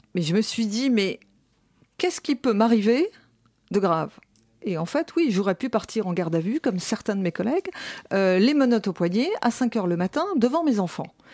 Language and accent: French; France; nous sommes français